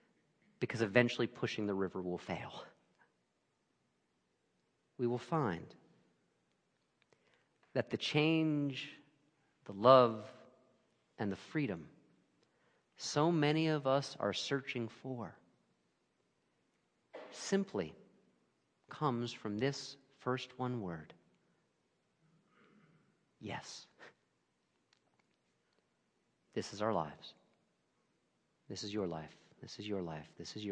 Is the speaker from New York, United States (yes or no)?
yes; Brooklyn, New York, United States; born there; And I can't even attempt to give like a Brooklynese accent here, even though I was born in Brooklyn, so just imagine it.